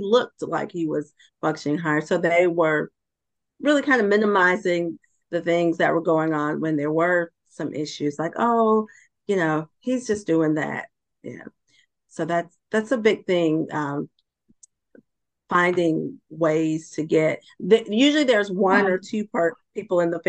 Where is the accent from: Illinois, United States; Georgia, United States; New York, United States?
Georgia, United States; moved away as an adult; relocated back to my home state of Georgia